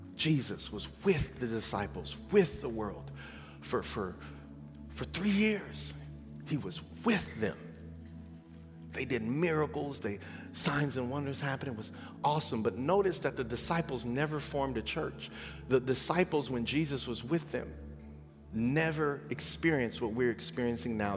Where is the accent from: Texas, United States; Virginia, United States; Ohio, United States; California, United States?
California, United States; San Bernardino; growing up in San Bernardino